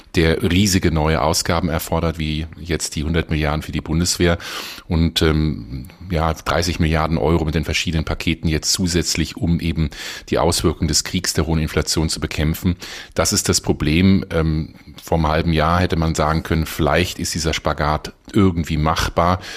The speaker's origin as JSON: {"language": "German", "country": "Germany", "said": "hier als Deutsche"}